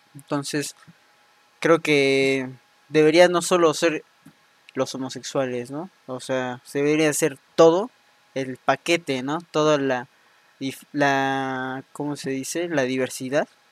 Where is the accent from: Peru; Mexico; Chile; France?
Mexico; llevamos como mexicanos, mexicanas